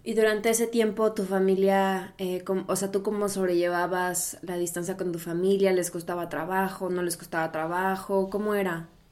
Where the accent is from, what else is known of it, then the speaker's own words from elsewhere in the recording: Mexico; moved away as an adult; also born or lived in Brazil; now in Berlin, Germany; yo soy mexicana, viviendo ahora en Alemania, en Berlín